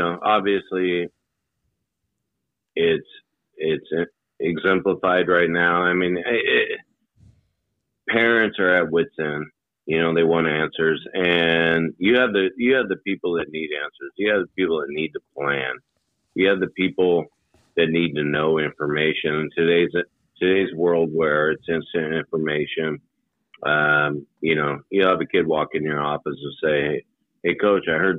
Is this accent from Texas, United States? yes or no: no; Hermiston, Oregon, United States; when I grew up in Hermiston, Oregon